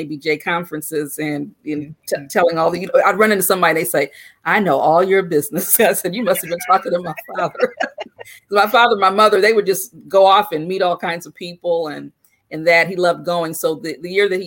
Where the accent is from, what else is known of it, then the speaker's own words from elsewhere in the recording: Akron, Ohio, United States; I grew up in Akron, Ohio.